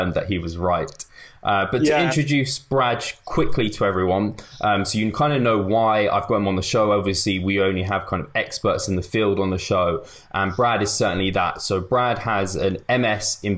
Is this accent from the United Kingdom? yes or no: yes; England, United Kingdom; I'm English